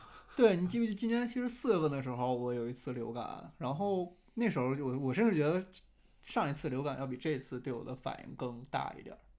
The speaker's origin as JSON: {"language": "Chinese", "town": "Jixi", "region": "Heilongjiang", "country": "China", "moved": "yes", "lives_now": "Beijing, China", "said": "就我们鸡西都，就一个边陲小城"}